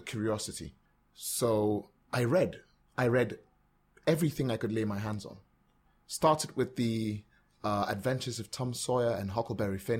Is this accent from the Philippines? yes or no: no; Calabar, Cross River, Nigeria; moved away; also born or lived in Port Harcourt, Rivers State; I grew up in Cross River State. I grew up in Calabar